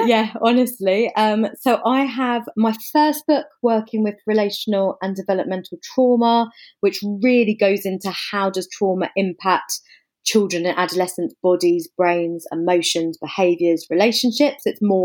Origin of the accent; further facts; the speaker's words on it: England, United Kingdom; also born or lived in Africa; now in London, United Kingdom; So I guess you can probably hear from the accent. I'm English. I'm based in London.